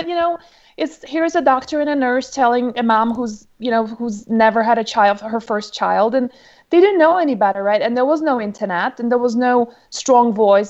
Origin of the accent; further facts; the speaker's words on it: Poland; born there; English is a second language; originally you can probably hear from my accent, I'm not American. I'm pretty much a global citizen, really. I was born originally in Poland, but my dad's travels took us around the world